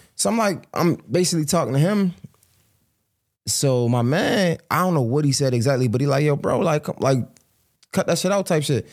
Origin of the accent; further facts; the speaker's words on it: Baltimore, Maryland, United States; I'm from Baltimore